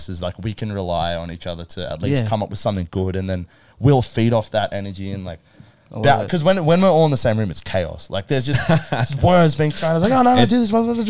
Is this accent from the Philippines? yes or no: yes; Philippines; I'm Filipino.